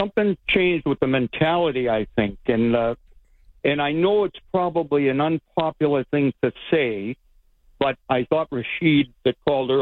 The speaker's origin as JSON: {"language": "English", "town": "Boston", "region": "Massachusetts", "country": "United States", "tie": "born or raised there", "moved": "yes", "said": "I'm your buddy from Jamaica Plain originally there over the border"}